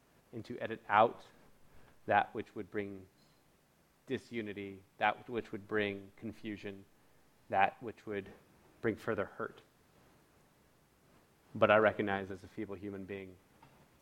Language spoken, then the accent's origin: English; United States; being born and raised in America